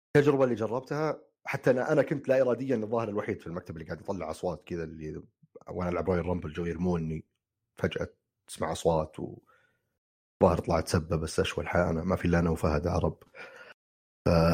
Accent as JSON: {"language": "Arabic", "country": "Saudi Arabia", "said": "عندنا في السعوديه"}